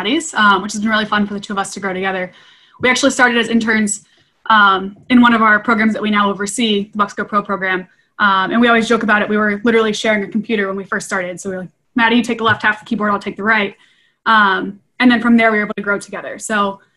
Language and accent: English; Ohio, United States; I was born and raised in Ohio